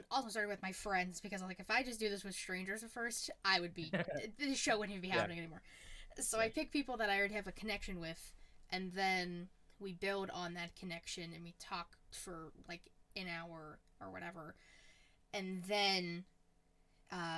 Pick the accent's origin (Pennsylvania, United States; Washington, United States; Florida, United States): Pennsylvania, United States; Pittsburgh; I'm a Pittsburgh girl